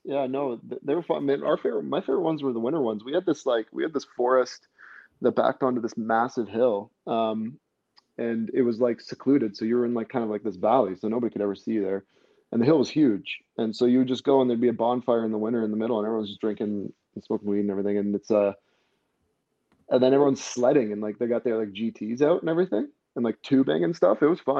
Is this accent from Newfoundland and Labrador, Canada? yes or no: no; London, Ontario, Canada; also born or lived in Bosnia / Toronto / Hamilton / Sarnia; I grew up in Ontario. Actually, I was born in Bosnia. So my family moved to Canada when I was about 5.